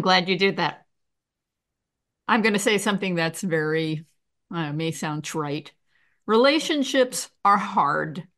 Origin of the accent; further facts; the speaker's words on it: New York, United States; I'm from New York